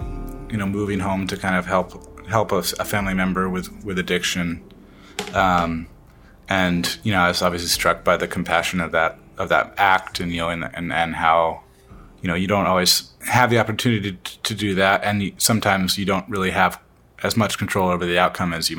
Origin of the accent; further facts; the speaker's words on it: Washington, United States; our experience in Washington, growing up in Washington with the ocean